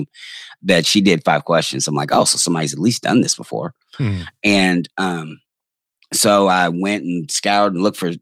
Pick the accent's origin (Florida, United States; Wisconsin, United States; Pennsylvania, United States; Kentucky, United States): Kentucky, United States; Louisville; I'm from the front woods of Kentucky because I am from Louisville